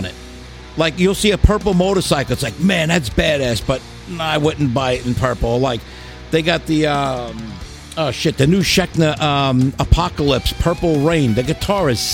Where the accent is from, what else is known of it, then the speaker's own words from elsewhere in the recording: New York City, New York, United States; I'm from Brooklyn